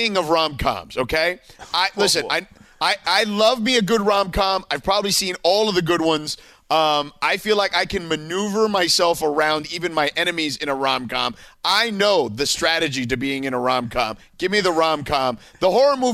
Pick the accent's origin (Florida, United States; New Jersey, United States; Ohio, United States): Florida, United States; Miami; I grew up in Vice City, basically, GTA Vice City